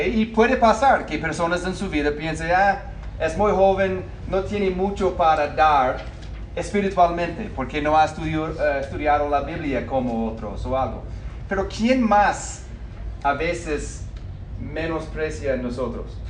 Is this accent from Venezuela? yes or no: no; United States; Spanish is a second language; moved away; yo nací en el norte, en los Estados Unidos